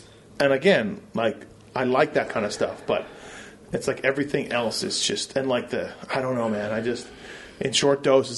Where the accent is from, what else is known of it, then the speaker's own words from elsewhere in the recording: Canada; I'm not American. I'm Canadian.